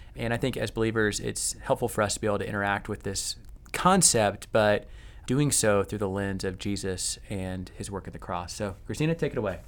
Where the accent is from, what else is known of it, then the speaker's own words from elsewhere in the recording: United States; me as an American who has probably more power, wealth, and privilege than any other society in human history